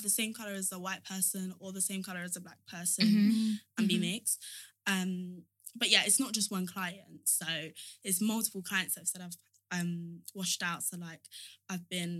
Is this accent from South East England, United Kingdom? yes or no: yes; Kent, South East England, United Kingdom; I grew up in Kent